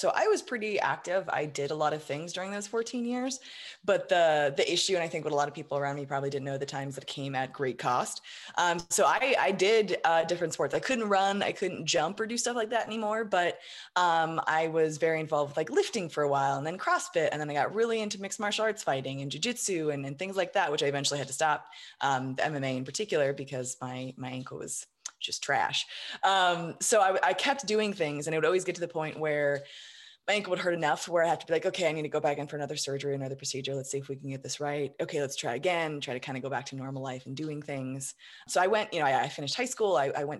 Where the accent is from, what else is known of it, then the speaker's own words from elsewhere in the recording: Colorado Springs, Colorado, United States; Colorado Springs.